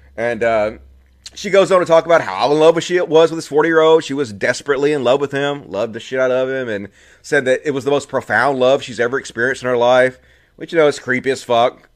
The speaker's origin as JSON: {"language": "English", "region": "Mississippi", "country": "United States", "tie": "born or raised there", "accent": "thick", "said": "I grew up in Mississippi, and I grew up, you know, deep, deep, deep inside the cult of Christianity"}